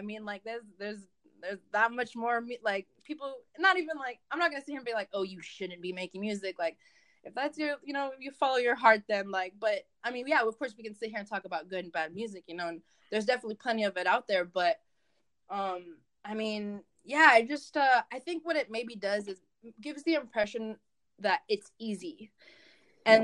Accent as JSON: {"language": "English", "town": "Santa Monica", "region": "California", "country": "United States", "tie": "born there", "also_born_or_lived": "Mexico City / Michigan", "first_language": "Spanish", "second_language": "English", "said": "I was born in Santa Monica, you know, I've lived in Mexico City, I'm half Mexican, Spanish is my first language, like, I lived in Michigan for 6 years"}